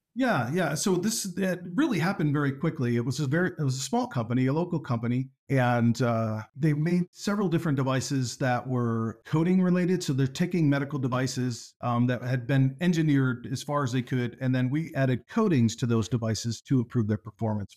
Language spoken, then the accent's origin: English; near Corning, southern tier of western New York State, United States; I grew up in the southern tier of western New York State, uh, near Corning